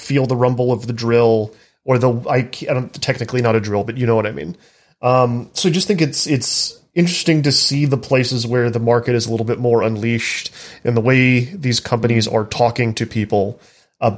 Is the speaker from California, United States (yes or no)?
no; North Texas, United States; now in South Carolina, United States; I'm from Texas originally. Lived above the Barnett Shale in North Texas.